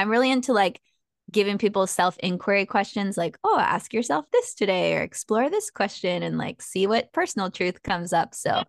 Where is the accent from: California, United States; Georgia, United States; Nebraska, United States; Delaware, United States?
California, United States; San Diego; also born or lived in San Marcos, California / Mexico (family ancestry); I'm from San Diego, so Southern California.